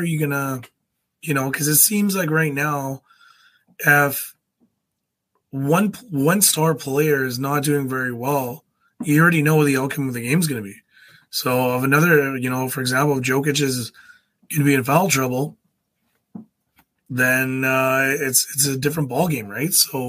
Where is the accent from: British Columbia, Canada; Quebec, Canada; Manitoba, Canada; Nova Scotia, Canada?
Manitoba, Canada; Winnipeg; Oh, Canada. We're in Canada. Winnipeg.